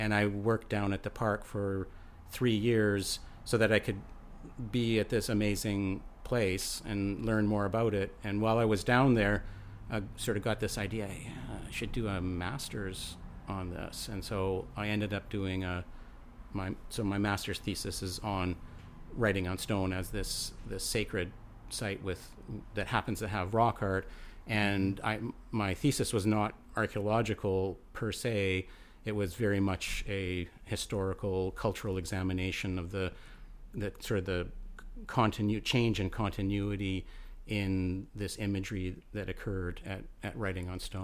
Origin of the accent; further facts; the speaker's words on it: Alberta, Canada; now in British Columbia, Canada; I come from Alberta